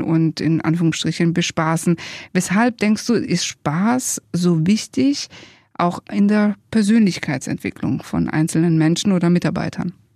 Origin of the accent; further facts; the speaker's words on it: Italy; wir sind ja beide Italiener, Alessandro und ich